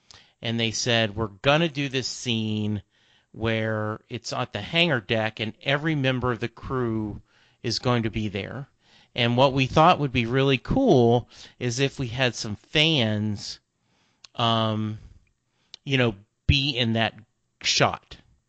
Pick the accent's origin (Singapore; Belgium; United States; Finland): United States; Lake Charles, Louisiana; I grew up in Lake Charles, Louisiana. That's only 3 hours away from Houston, you know, and I graduated high school in 77.